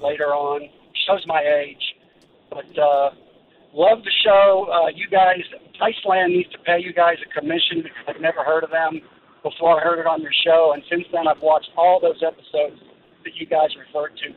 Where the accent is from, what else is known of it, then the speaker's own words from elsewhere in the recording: hometown of Ron Simmons, Georgia, United States; I'm calling from, uh, hometown of Ron Simmons